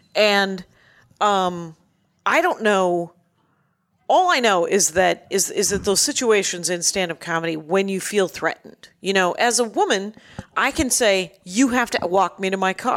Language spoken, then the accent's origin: English; Wisconsin, United States; I'm from Wisconsin